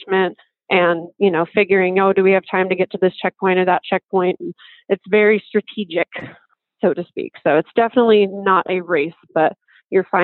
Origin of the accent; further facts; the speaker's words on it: United States; as an American